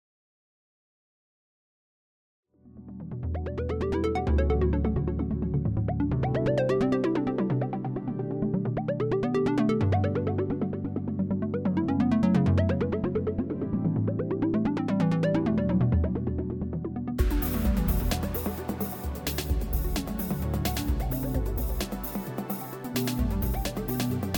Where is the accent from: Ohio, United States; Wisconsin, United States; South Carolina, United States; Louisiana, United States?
Ohio, United States; Cleveland Heights; also born or lived in Memphis, Tennessee; now in Arizona, United States; I grew up in Cleveland Heights in Ohio. Before that, I lived in Memphis.